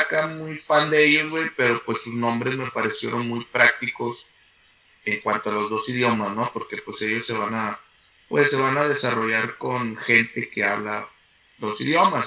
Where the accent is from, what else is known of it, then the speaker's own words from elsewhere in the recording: San Nicolás de los Garza, Nuevo León, Mexico; moved away as an adult; now in United States; nací en San Nicolás de los Garza el 14 de octubre del 87